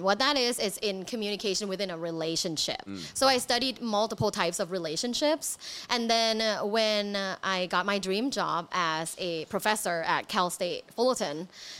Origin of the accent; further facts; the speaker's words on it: Thailand; I'm like, oh, you don't know. I am from Thailand.